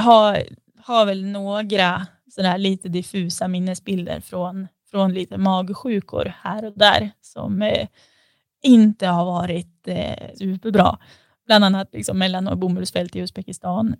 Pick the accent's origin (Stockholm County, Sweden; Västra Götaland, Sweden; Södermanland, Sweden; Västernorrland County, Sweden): Västernorrland County, Sweden; Sundsvall; jag är född i Sundsvall